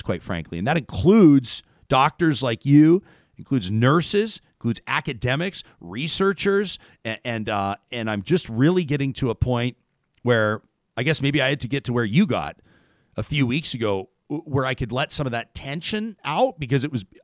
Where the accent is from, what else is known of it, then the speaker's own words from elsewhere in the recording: Calgary, Alberta, Canada; now in Edmonton, Canada; I grew up in Calgary. I could see the mountains every single day when I woke up, moved to Edmonton.